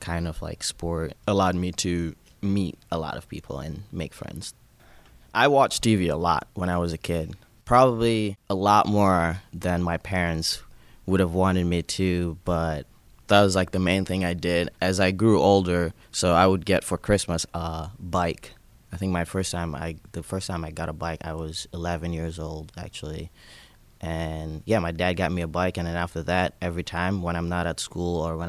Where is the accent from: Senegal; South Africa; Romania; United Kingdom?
Senegal; Kaolack; moved away as an adult; now in Pittsburgh, United States; I am originally from Senegal. I was born in Senegal in a small region called Kaolack. I was 19 years old when I came to the United States